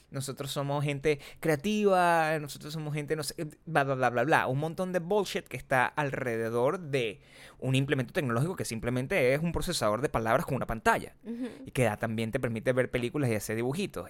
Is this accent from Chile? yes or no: no; Venezuela; accent: Venezuelan; moved away; yo me fui de Venezuela